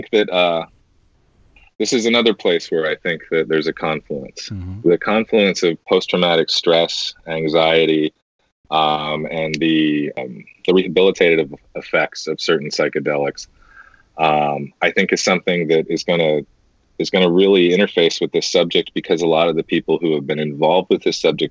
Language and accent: English; United States; as an American, I'll speak for a lot of us here in America.